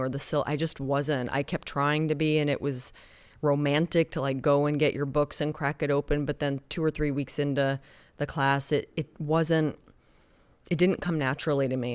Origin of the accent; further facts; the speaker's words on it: Oklahoma, United States; moved away; also born or lived in Spain; I was raised in Oklahoma, you know, dirt road Oklahoma